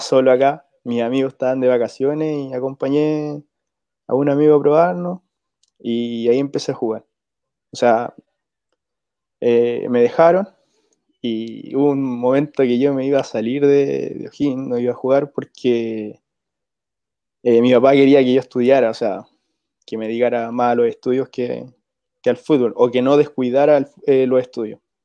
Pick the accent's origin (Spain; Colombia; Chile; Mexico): Chile; Rancagua, O'Higgins; yo soy de acá de Rancagua